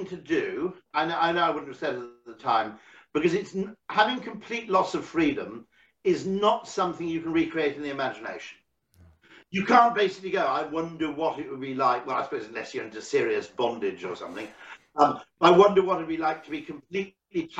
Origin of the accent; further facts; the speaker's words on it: United Kingdom; as a Brit